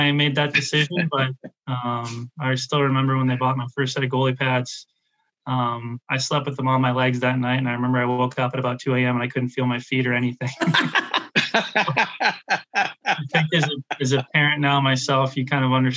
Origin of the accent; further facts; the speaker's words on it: Vancouver, British Columbia, Canada; Growing up in Vancouver, I was a Canucks fan early on